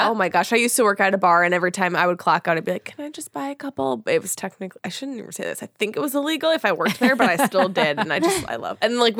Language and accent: English; Minnesota, United States; moved away as an adult; now in Los Angeles, United States; because obviously I'm from Minnesota, I never lived in LA.